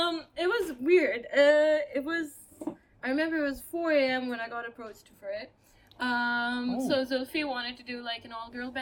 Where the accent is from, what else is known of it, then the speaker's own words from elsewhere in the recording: Pakistan; English is a second language; Given that I am a woman from Pakistan who sings, I encounter a lot of haram police and a lot of misogynistic cis men.